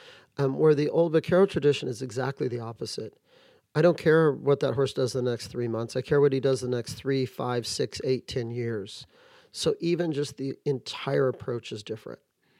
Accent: Santa Barbara, California, United States; I grew up near Santa Barbara.

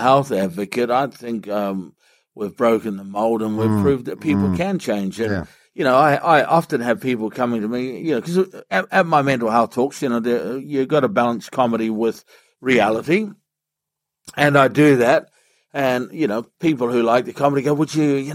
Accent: Whenuapai, Auckland, New Zealand; I grew up in Whenuapai Village

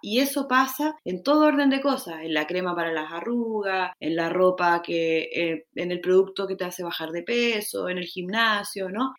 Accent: Chile; moved away as an adult; now in Mexico; chilena, vivo en México hace casi seis años

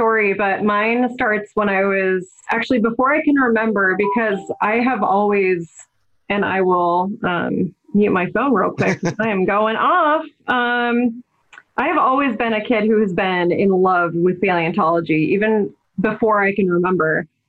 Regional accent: South Bend, Indiana, United States; growing up in South Bend, Indiana

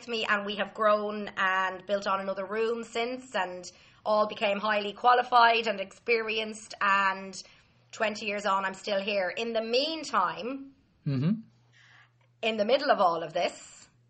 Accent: Dublin, Leinster, Ireland; I grew up in Dublin

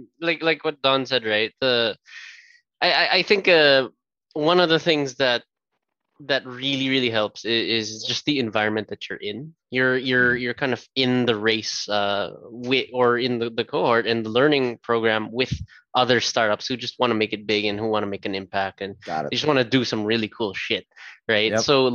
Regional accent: Canada; That was us being Canadian, by the way.

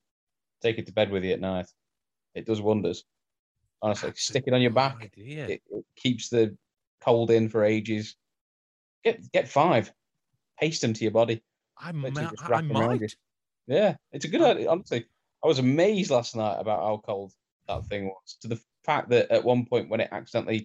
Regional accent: United Kingdom; we are British

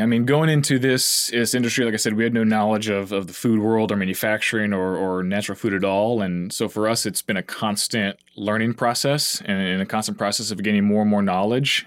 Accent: La Grange, Texas, United States; moved away as an adult; also born or lived in College Station, Texas / Austin, Texas / New York City; now in San Antonio, United States; I grew up originally in LaGrange, so it's a little small town, uh, or kind of in between here and Houston

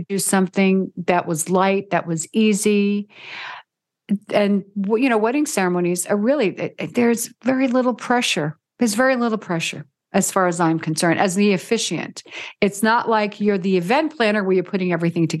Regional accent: New York City, New York, United States; moved away as an adult; also born or lived in Orangeburg, New York; now in Las Vegas, United States; I grew up in the Bronx, New York. So I'm from an Italian family

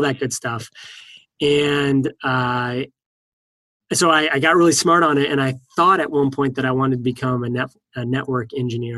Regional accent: East Coast, United States; now in California, United States; I live in California, and I'm from the East Coast

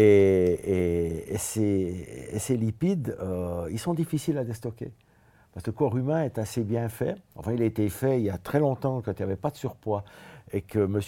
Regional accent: Switzerland; je viens de la Suisse

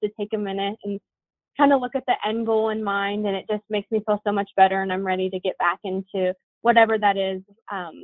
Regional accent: Duncan, Nebraska, United States; also born or lived in Columbus, Nebraska / Wayne, Nebraska; I grew up in Duncan, but I went to school in Columbus, Nebraska

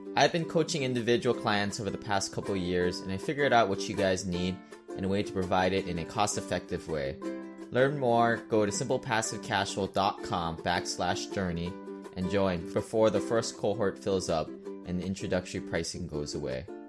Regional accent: Hawaii, United States; moved away as an adult; also born or lived in Seattle; I grew up in Hawaii

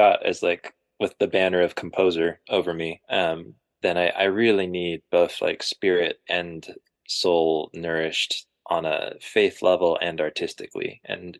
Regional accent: Japan; Which I forgot to mention, I grew up in Japan for like 8 years

